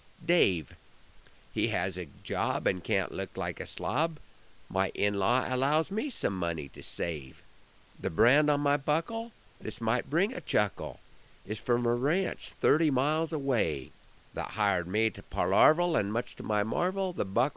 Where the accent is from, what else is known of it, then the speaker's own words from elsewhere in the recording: Broken Bow, Nebraska, United States; my hometown on Saturday night at the Nebraska State FFA Alumni Convention held in Broken Bow